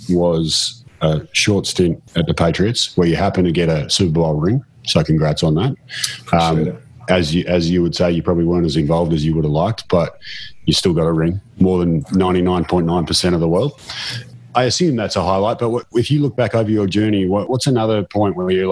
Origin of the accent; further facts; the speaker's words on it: Australia; I'm from Australia